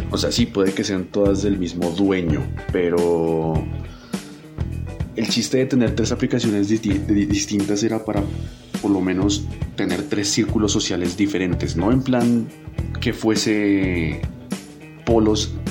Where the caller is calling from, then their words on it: Bogotá, Colombia; de Bogotá y el siglo XXI es hoy.